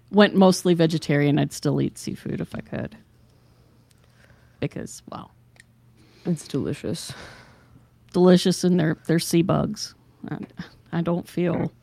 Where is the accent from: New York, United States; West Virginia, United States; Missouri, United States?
West Virginia, United States; See, we're from West Virginia.